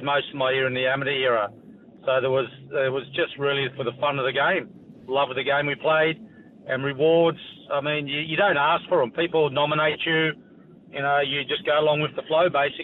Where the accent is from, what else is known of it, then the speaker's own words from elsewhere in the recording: Queanbeyan, New South Wales, Australia; I grew up in Queanbeyan, 21,000 people.